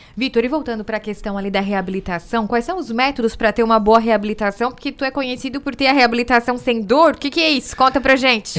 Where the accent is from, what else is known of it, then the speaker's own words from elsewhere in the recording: Sombrio, Santa Catarina, Brazil; lá em Sombrio, na minha terrinha